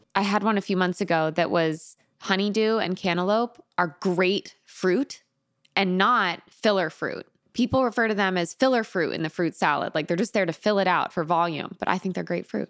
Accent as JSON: {"language": "English", "region": "Connecticut", "country": "United States", "moved": "yes", "said": "I'm from Connecticut. I'm also from the East Coast."}